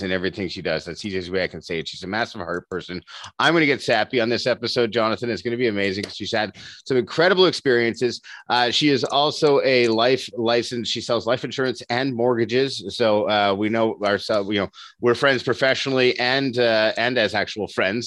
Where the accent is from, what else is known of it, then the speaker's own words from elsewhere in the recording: Dunnville, Ontario, Canada; here in my hometown, Dunville